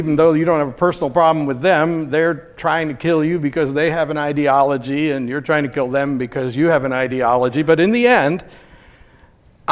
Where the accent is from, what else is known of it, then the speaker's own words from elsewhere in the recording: United States; I'm an American.